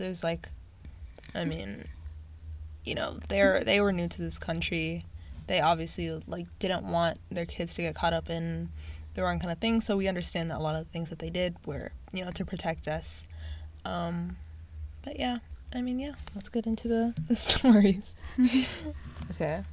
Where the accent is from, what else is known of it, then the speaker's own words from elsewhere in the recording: Southern Indiana, United States; we're both from Southern Indiana